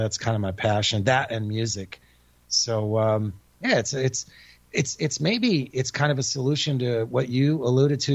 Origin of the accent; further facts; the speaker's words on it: Connecticut, United States; moved away; also born or lived in Texas / California / Japan; I'm born and raised in Connecticut